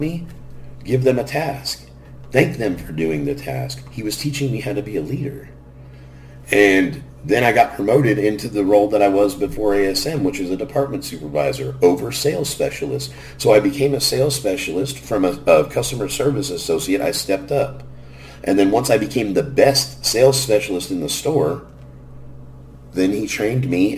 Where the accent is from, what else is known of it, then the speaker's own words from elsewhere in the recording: Garden Grove, California, United States; grew up in Garden Grove, California